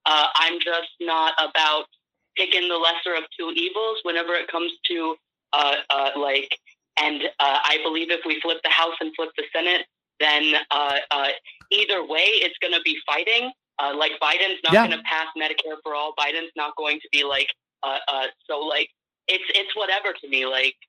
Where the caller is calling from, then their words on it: Tucson, Arizona, United States; I'm calling from Tucson, Arizona.